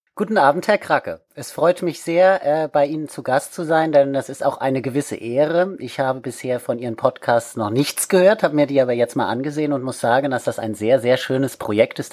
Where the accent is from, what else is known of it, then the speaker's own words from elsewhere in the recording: Wiesbaden, Hesse, Germany; now in Kiel, Germany; komme ursprünglich aus Wiesbaden, bin dort geboren worden und habe dort schon als Kind im Heimatmuseum gearbeitet